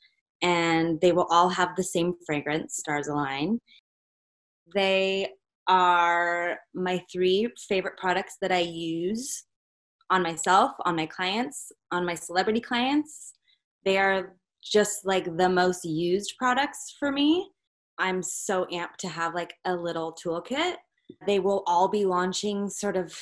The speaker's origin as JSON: {"language": "English", "region": "Northern California", "country": "United States", "said": "I'm from Northern California"}